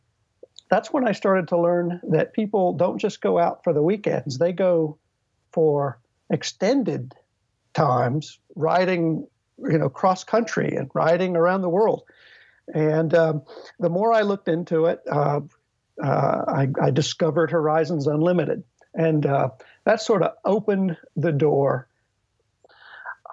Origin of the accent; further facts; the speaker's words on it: Virginia, United States; also born or lived in East Coast of the United States; now in Renton, United States; I am originally from Virginia